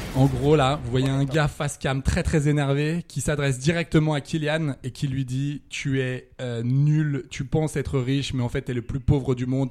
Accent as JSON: {"language": "French", "town": "Saint-Étienne", "region": "Auvergne-Rhône-Alpes", "country": "France", "said": "comme on dit chez moi à Saint-Étienne"}